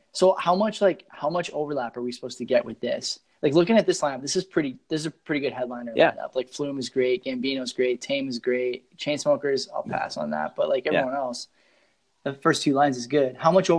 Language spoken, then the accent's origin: English; Hamilton, Ontario, Canada; I'm from Hamilton.